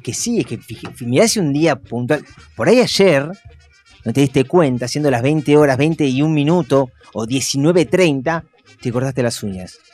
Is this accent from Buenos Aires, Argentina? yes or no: yes; Buenos Aires, Argentina; nosotros como porteños